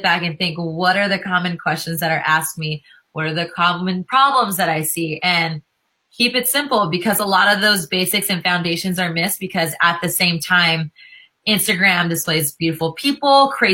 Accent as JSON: {"language": "English", "region": "California", "country": "United States", "also_born_or_lived": "Los Angeles", "said": "I'm a California girl"}